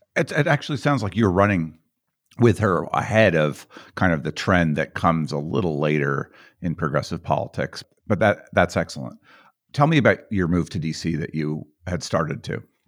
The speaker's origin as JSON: {"language": "English", "town": "Boulder", "region": "Colorado", "country": "United States", "tie": "born or raised there", "said": "I grew up in Boulder. I, I'm from Boulder myself"}